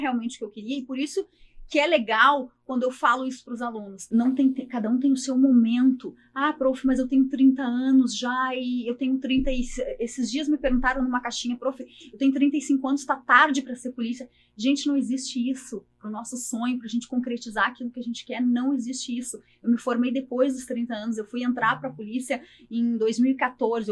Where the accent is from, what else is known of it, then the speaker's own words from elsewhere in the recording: Porto Alegre, Rio Grande do Sul, Brazil; meu sotaque não nega, eu sou natural de Porto Alegre, sou aqui de Porto Alegre